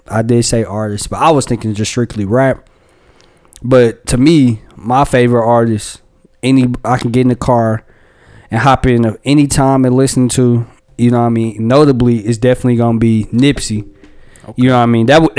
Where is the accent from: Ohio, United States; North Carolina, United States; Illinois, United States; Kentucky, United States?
North Carolina, United States; Charlotte; Straight out of Charlotte, North Carolina. You know what I mean? I'm from Charlotte, North Carolina.